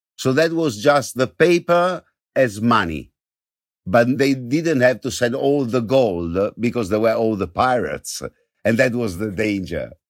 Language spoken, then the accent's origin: English; Venice, Veneto, Italy; also born or lived in Sicily; I'm from Venice.